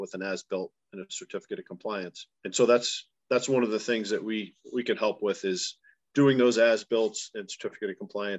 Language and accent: English; Duxbury, Massachusetts, United States; I grew up in Duxbury